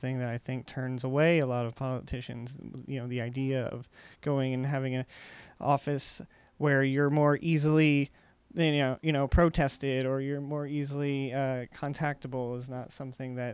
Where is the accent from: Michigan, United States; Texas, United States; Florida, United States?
Florida, United States; Orlando; I come from Orlando, which is definitely like one of the biggest tourist economies in the entire country.